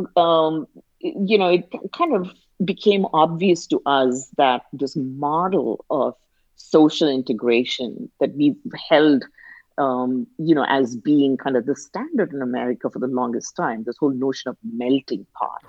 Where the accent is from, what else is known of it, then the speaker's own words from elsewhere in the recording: India; now in United States; being an Indian immigrant